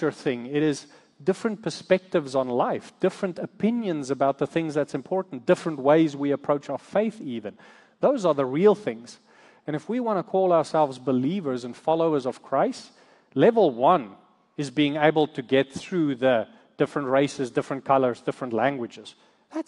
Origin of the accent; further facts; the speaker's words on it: South Africa; moved away as an adult; now in United States; we come from South Africa. We moved here to the States about 13 years ago